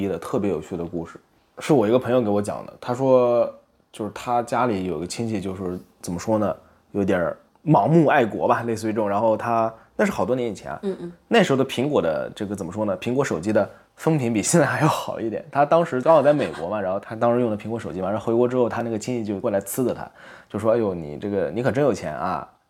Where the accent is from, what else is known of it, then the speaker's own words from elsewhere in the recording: China; 可能因为我在国内长大吧，我印象特别深